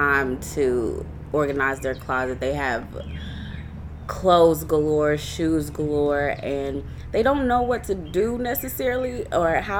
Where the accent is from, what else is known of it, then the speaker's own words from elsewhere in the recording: Clarksville, Tennessee, United States; I'm from Clarksville, Tennessee. I graduated from Rossview High School